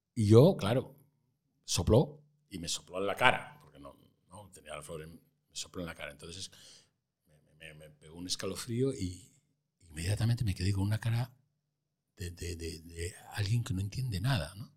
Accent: Santander, Cantabria, Spain; moved away as an adult; en mi tierra, en Santander

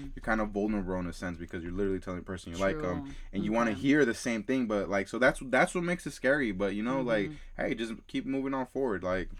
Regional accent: Alabama, United States; I had this one friend growing up in Alabama

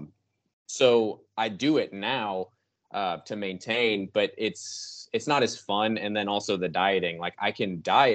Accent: just south of Chicago, Illinois, United States; now in Texas, United States; I actually grew up just south of Chicago

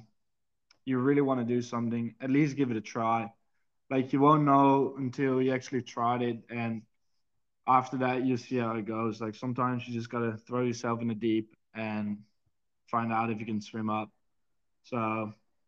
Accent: Zwolle, Overijssel, Netherlands; moved away as an adult; now in Mackay, Australia; Zwolle Wolves is my hometown

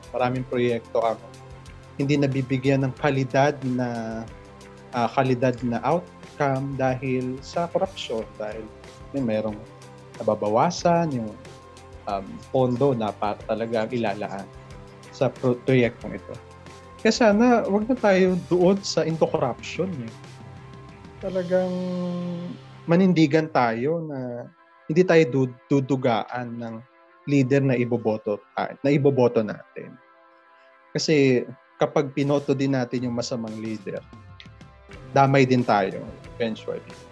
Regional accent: Philippines; meron tayong pananagutan doon bilang isang Pilipino

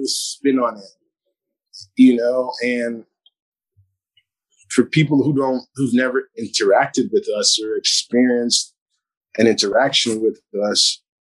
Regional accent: New York City, New York, United States; oh, from Brooklyn.

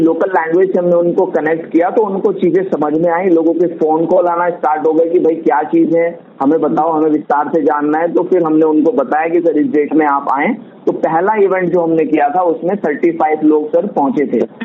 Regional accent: Haridwar, Uttarakhand, India; मैं हरिद्वार सिटी से हूँ और वहाँ पर मैं बिजनेस रन कर रहा हूँ

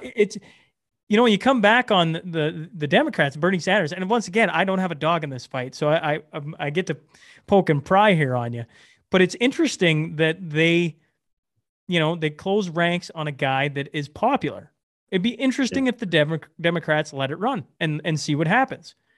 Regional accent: Canada; I'm, I'm, I'm a Canadian.

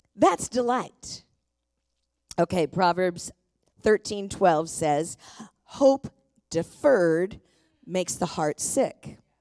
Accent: Tacoma, Washington, United States; I was born and raised in Tacoma

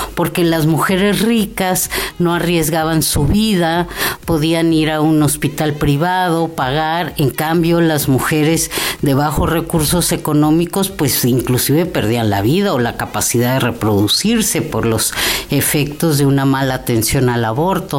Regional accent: Mexico City, Mexico; moved away as an adult; also born or lived in Xalapa, Veracruz, Mexico; now in Oaxaca, Mexico; yo soy chilanga

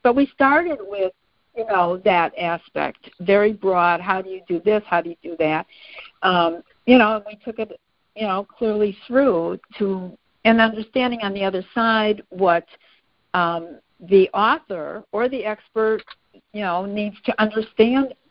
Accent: Midwest, United States; we're both from the Midwest

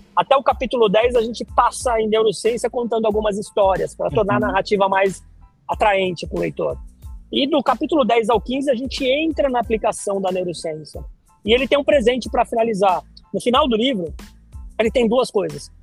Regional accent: Santos, São Paulo, Brazil; moved away as an adult; Eu sou de Santos, originário de Santos, eu nasci em Santos. Fiquei lá até 2004

